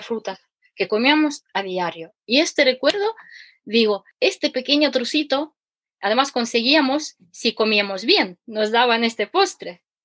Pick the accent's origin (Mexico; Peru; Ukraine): Ukraine; Spanish is a second language; now in Spain; mi acento peculiar que soy ucraniana